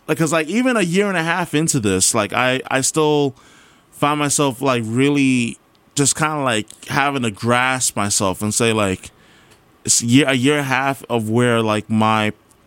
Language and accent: English; Guyana; I'm Guyanese, so, like, this...